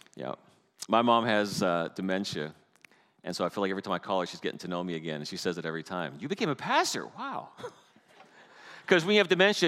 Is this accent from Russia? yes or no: no; Canada; moved away; I'm Canadian. And everyone smiles when I tell them I'm Canadian